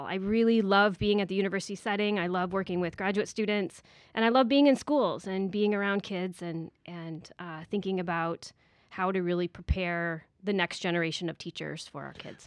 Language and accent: English; Iowa, United States; moved away as an adult; also born or lived in Indiana; now in Manhattan Beach, United States; I was born and raised in Iowa